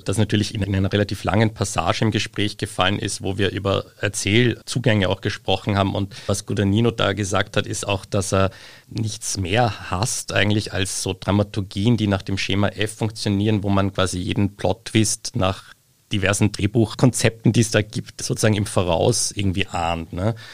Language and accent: German; Austria; daheim in Österreich